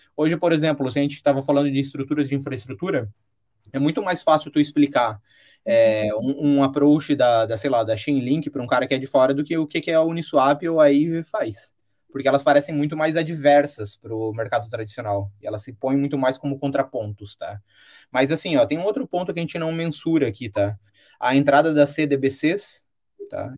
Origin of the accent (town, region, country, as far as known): Brazil